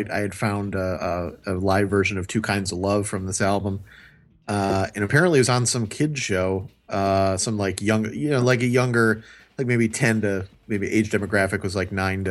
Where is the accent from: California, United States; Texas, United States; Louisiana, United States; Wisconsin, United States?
Wisconsin, United States; Milwaukee; growing up in Milwaukee